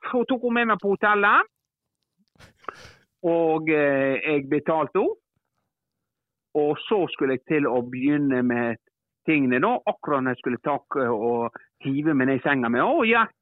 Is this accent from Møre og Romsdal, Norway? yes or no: yes; Ålesund, Møre og Romsdal, Norway; now in Svelgen, Norway; Eh, kom jeg fra Ålesund da, og flytta ned her til Svelgen.